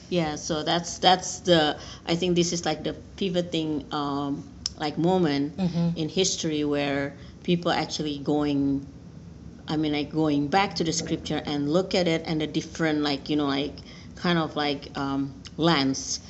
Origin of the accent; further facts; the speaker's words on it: Indonesia; moved away as an adult; now in United States; I'm originally from Indonesia, so I've been working in Indonesia previously